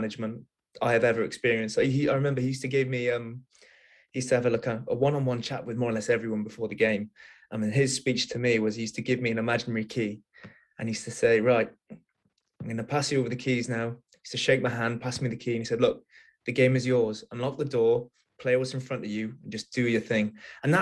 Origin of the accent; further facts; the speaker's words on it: Wales, United Kingdom; I grew up in Wales. I'm Welsh, and rugby is kind of the main sport in Wales.